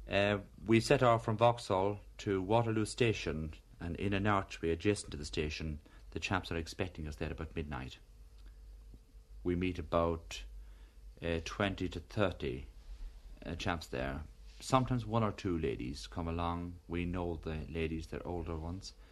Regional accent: County Cavan, Ireland; Uh, oh no, I come from County Cavan in Ireland, and I live here. I live in the hostel.

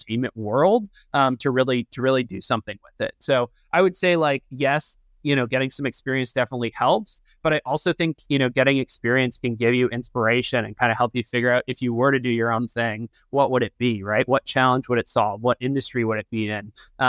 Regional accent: Canada; now in United States; I'm originally Canadian.

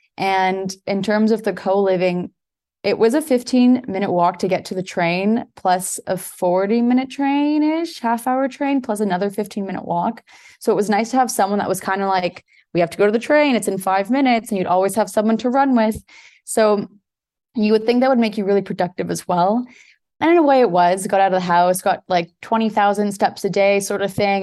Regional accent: Toronto, Ontario, Canada; moved away as an adult; now in Portugal; born and raised in Toronto, Canada, but my parents are both Portuguese

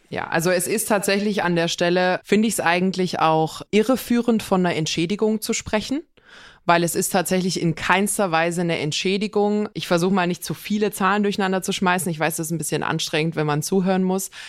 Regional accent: Swabia, Germany; bei uns in Schwaben sagt man, bruddeln, maulen, meckern

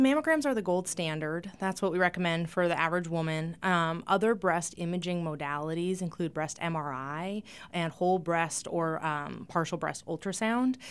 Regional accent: eastern Montana, United States; moved away as an adult; also born or lived in North Dakota / Seattle, Washington; now in Rapid City, United States; I was born in North Dakota, but I grew up in eastern Montana in a small town.

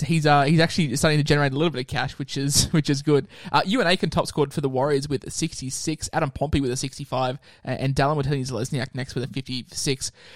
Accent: Queensland, Australia; as a Queenslander

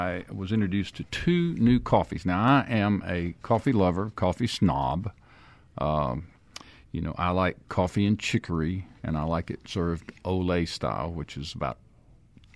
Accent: Stone County, Mississippi, United States; we grew up in Stone County together

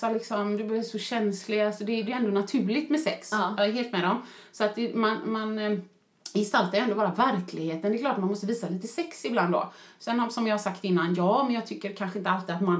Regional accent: Sweden

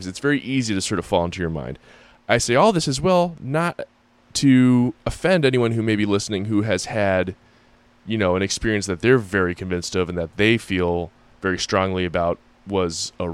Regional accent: Springfield, Massachusetts, United States; I grew up in Springfield, Massachusetts, in a historic district

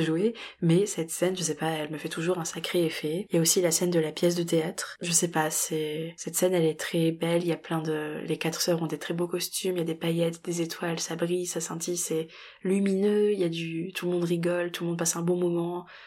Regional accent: France; chez nous en France

